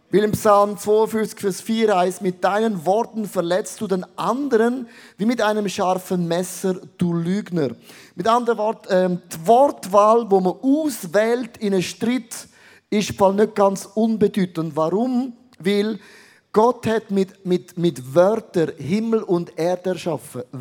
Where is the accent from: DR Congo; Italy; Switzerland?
Switzerland; Also bin ich kein Schweizer mehr, dann bin ich mehr Latino.